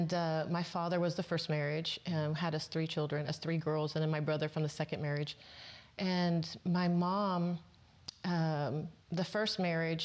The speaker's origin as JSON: {"language": "English", "region": "Southern California", "country": "United States", "tie": "born or raised there", "said": "I was born and raised in Southern California"}